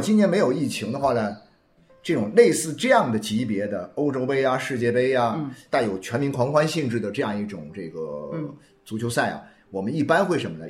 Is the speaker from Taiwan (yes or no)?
no; China; 又由于我们中国人的这个文化里面